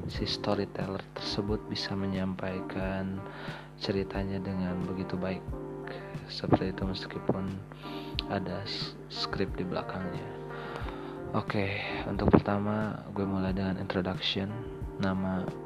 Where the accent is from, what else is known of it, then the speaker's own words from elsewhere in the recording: Majalengka, West Java, Indonesia; gue orang Sunda asli dari Majalengka tapi sekarang kerja di Karawang